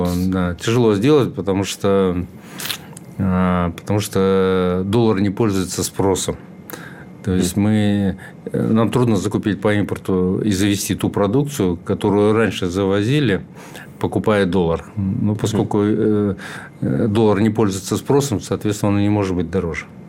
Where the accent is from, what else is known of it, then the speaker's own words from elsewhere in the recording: Chuvashia, Russia; also born or lived in Moscow; я сам из Чуваши